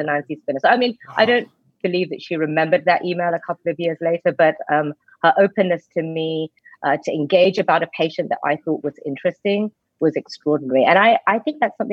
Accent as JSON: {"language": "English", "region": "England", "country": "United Kingdom", "moved": "as an adult", "said": "I'm English. I'm in America."}